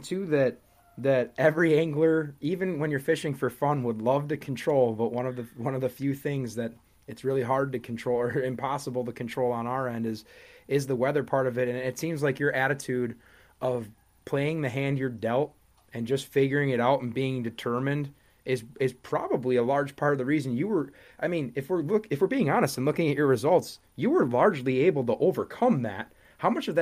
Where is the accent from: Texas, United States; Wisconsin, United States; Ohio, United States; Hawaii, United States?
Wisconsin, United States; born and raised in Wisconsin.